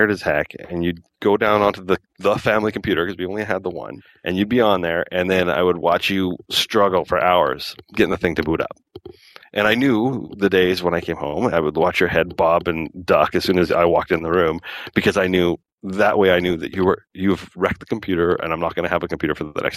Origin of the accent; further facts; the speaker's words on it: Calgary, Alberta, Canada; now in Lower Mainland, Canada; I was born in Calgary in Alberta